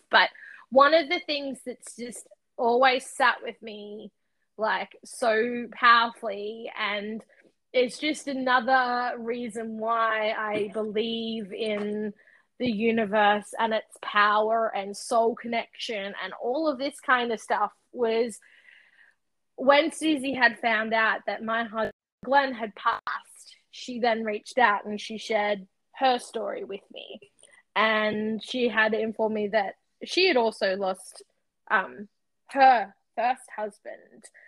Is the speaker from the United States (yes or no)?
no; Australia; I'm from Australia.